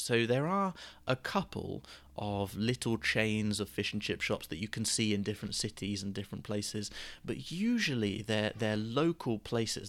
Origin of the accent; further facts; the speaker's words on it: Gosport, South East England, United Kingdom; my local fish and chip shop where I grew up in Gosport